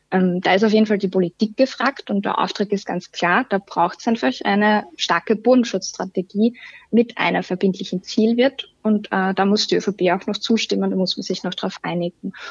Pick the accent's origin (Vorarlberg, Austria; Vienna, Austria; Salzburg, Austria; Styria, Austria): Styria, Austria; Ich bin auch selbst aus der Obersteiermark. Ähm, da ist es äh, fast überall passiert, ähm, dass die Ortskerne aussterben